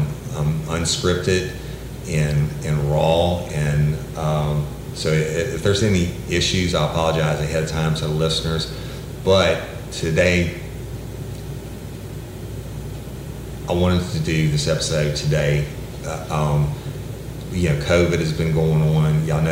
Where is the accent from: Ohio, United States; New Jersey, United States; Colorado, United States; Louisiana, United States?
Louisiana, United States; East Feliciana Parish; that's kind of rural, like Livingston or where I'm from, East Feliciana